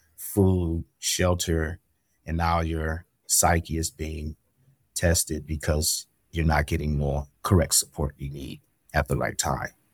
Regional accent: Pasadena, California, United States; moved away; I am a young guy from Pasadena, California, um, and I had experienced a lot of trauma growing up in the Los Angeles Basin

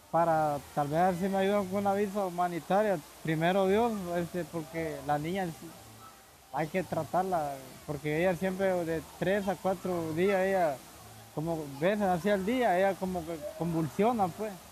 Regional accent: Honduras; moved away as an adult; Bueno, yo salí de Honduras hace dos meses. La decisión mía, más que todo, salir de mi país es por la por la salud de mi niña

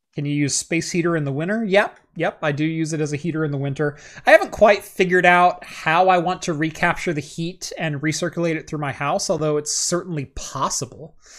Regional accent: United States; I am true American through and through.

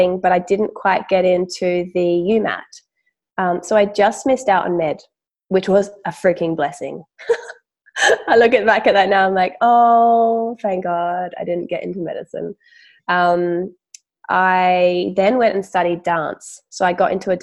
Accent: Adelaide, South Australia, Australia; also born or lived in Willunga, South Australia; So I'm from Adelaide. We moved down to a beautiful country town called Wollunga

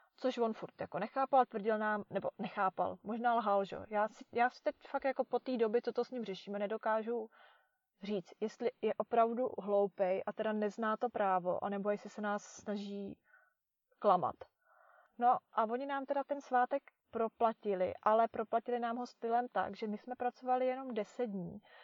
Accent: Czechia; moved away

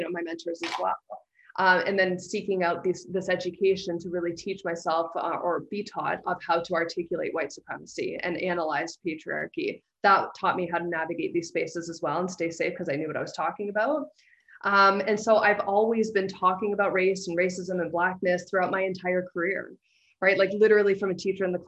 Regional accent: London, Ontario, Canada; moved away as an adult; also born or lived in Toronto; I had the great misfortune of growing up in London, Ontario.

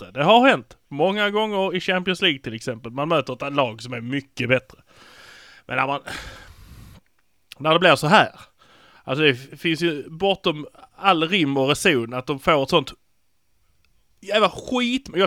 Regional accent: Malmö, Skåne, Sweden; Fast vi är från Malmö och vi förlorar inte.

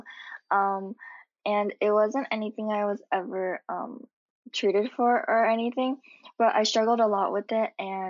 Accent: California, United States; I'm from California

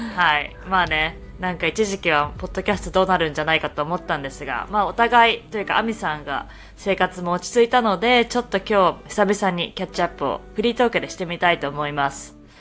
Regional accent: Japan; moved away as an adult; also born or lived in Canada; now in Boston, United States; 日本生まれ日本育ち

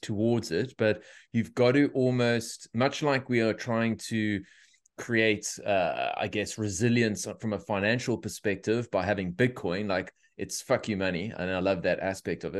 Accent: Cape Town, Western Cape, South Africa; now in Australia; Cape Town is my hometown.

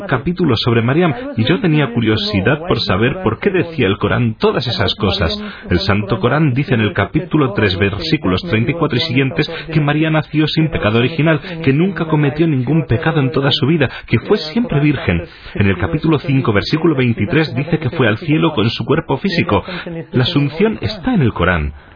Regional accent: Wayanad, Kerala, India; Spanish is a second language; Mis bisabuelos son de Turquía, pero se trasladaron al sur de la India, en el sur, en Kerala, en una localidad que se llama Wayanot

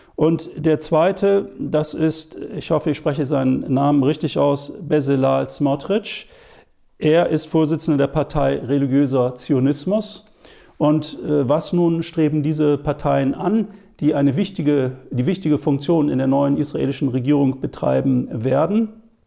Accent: Germany; bei uns in Deutschland

